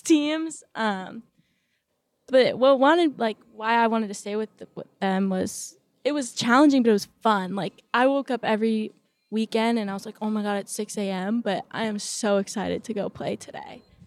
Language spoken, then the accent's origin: English; Newport Beach, California, United States; moved away as an adult; now in Corvallis, United States; growing up in Newport Beach